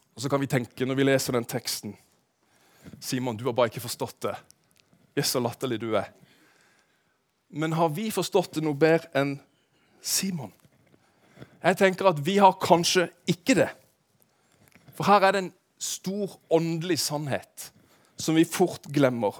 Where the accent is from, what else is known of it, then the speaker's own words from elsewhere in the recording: Kristiansand, Agder, Norway; moved away; jeg er jo Randesund-gutt, for de av dere som vet det. Jeg vokste opp på Søm.